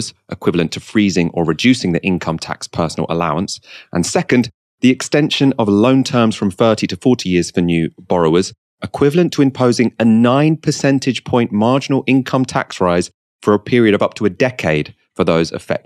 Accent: Waltham Forest, London, United Kingdom; I'm from Waltham Forest

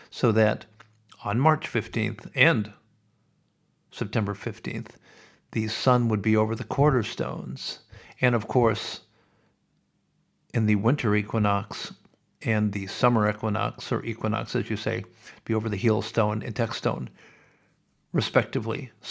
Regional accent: Sioux City, Iowa, United States; moved away; also born or lived in Los Angeles, California; when I grew up in Sioux City, Iowa, we had a church named St. Boniface

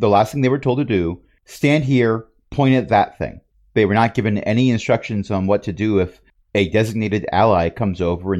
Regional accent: New Jersey, United States; born there; Unfortunately, I was born in Joysey.

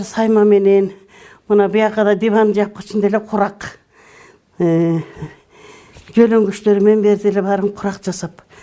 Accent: Talas Region, Kyrgyzstan; moved away as an adult; also born or lived in Bishkek / Chatkal District, Jalal-Abad Region; now in Jany-Bazar, Kyrgyzstan; мен бишкекте болдум өзүм Э, таласта чоңойгом өзүм чындап келгенде э, чаткалдын эле кызыл токоюнан болот экенбиз кийин атам кийин көчүп келди

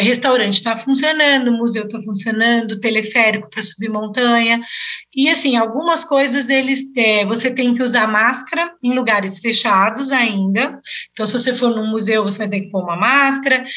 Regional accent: Brazil; moved away as an adult; now in Switzerland; eu sou do Brasil

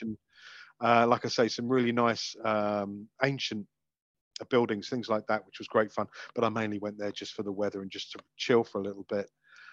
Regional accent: United Kingdom; as a Brit

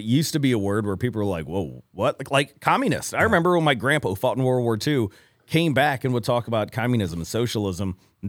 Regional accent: Ferguson, Missouri, United States; The mean streets of Ferguson, Missouri.

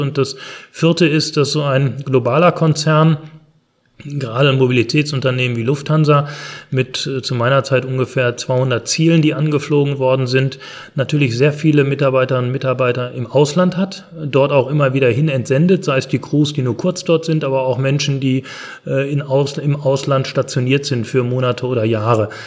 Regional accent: Germany; bei uns in Deutschland

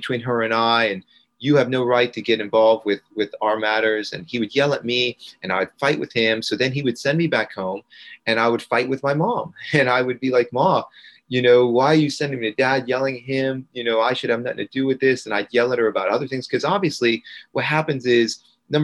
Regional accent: Gainesville, Florida, United States; I grew up in Gainesville, Florida

